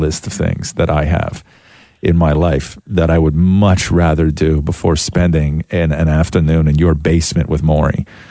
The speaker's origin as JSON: {"language": "English", "country": "Canada", "tie": "born there", "said": "I was born here in Canada and have only been able to meet my family in the UK a few times."}